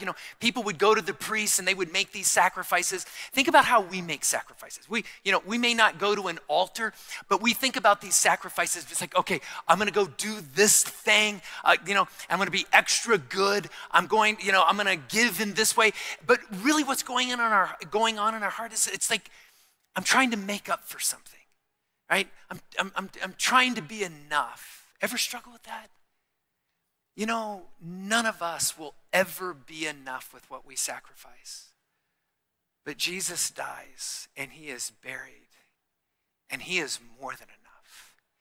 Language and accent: English; Tucson, Arizona, United States; I'm from Tucson